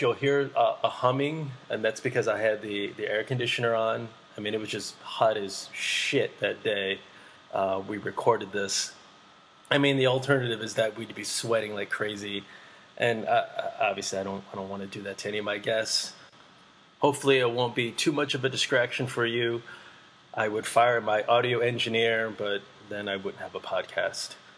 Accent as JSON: {"language": "English", "town": "Boston", "region": "Massachusetts", "country": "United States", "also_born_or_lived": "Vietnam", "moved": "yes", "lives_now": "New York, United States", "said": "I'm from Boston"}